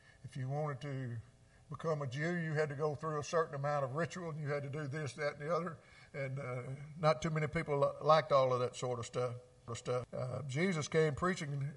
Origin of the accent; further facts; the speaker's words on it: Mississippi, United States; I grew up in Mississippi